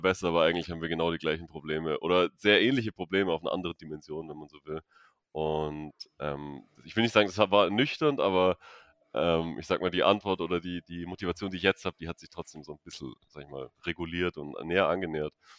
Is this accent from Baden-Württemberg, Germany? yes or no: yes; Stuttgart, Baden-Württemberg, Germany; moved away; ich komme ursprünglich aus Stuttgart